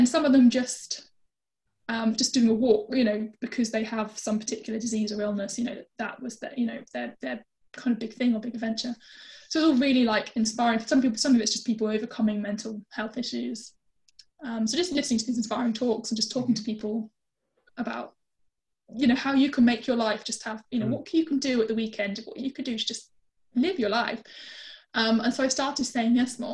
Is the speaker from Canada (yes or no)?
no; United Kingdom; being British